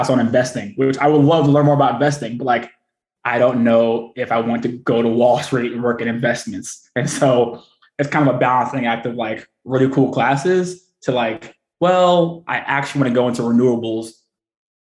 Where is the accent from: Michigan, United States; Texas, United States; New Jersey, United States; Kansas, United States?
Texas, United States; Houston; moved away as an adult; also born or lived in Newport, Rhode Island / Japan / Washington, District of Columbia, United States / San Diego; now in Annapolis, United States; I hail from Houston, Texas